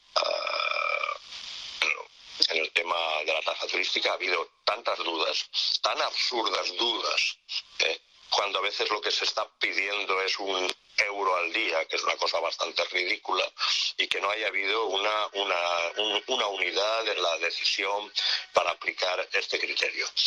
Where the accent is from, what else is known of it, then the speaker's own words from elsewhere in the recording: Valencian Community, Spain; moved away as an adult; also born or lived in Madrid; país valenciano es un país de ciudades